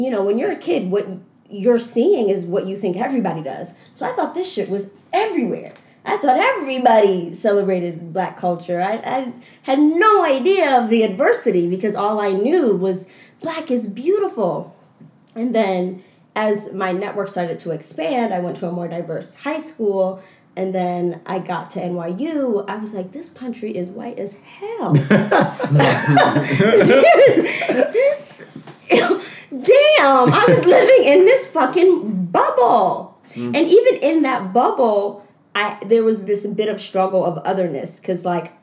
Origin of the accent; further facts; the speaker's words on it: Philadelphia, Pennsylvania, United States; moved away as an adult; Philadelphia has shaped my entire identity